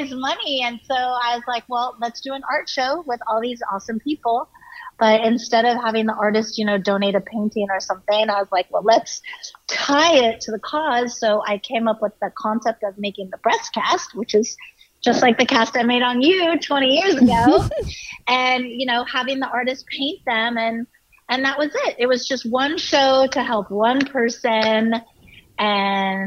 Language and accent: English; San Diego, California, United States; I grew up in Southern California in San Diego